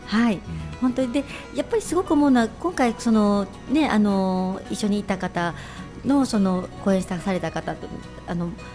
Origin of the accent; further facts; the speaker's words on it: Japan; also born or lived in Shiga Prefecture / Kyoto; 海の遠い町で育っている